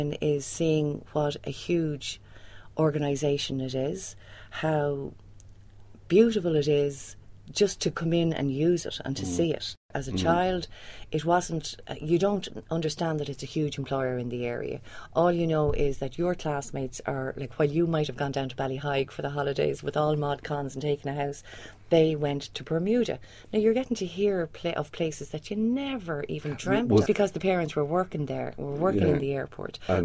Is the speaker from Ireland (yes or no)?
yes; Swords, Leinster, Ireland; moved away as an adult; also born or lived in United Kingdom / Europe; I'm actually from North County Dublin, and the airport has been an integral part of my life growing up in Swords